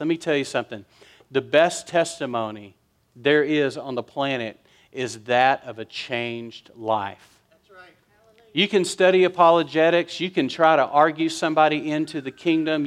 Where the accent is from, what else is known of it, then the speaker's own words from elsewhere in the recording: West Texas, United States; I was raised in West Texas.